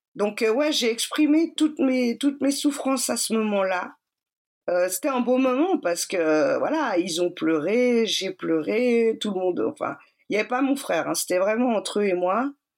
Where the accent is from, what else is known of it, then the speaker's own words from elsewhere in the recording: Geneva, Switzerland; also born or lived in Cali, Colombia; Je suis suisse, j'ai grandi à Genève.